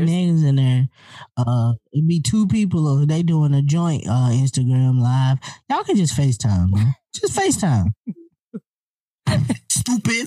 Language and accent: English; the South, United States; I'm from the South